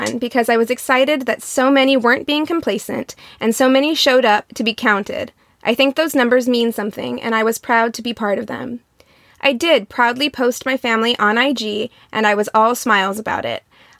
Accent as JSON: {"language": "English", "region": "Midwest", "country": "United States", "tie": "born or raised there", "lives_now": "Los Angeles, United States", "said": "I grew up in the Midwest, but I went to a very large public high school and was always around diversity. So much so that when I moved to LA in the Valley, I was like, where are all the black people?"}